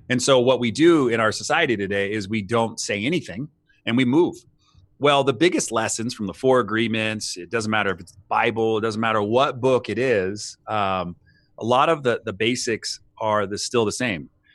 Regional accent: United States; for us in the States

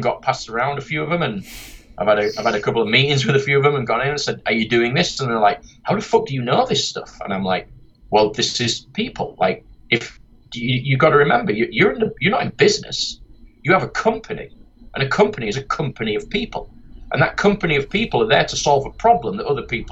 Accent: Yorkshire and the Humber, United Kingdom; accent: Yorkshire; my dumb Yorkshire accent

